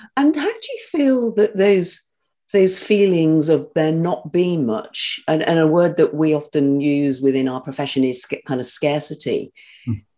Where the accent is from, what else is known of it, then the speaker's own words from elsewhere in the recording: North Devon, South West England, United Kingdom; also born or lived in Birmingham; I was, I was as a Brummie, as I said, but brought up in North Devon.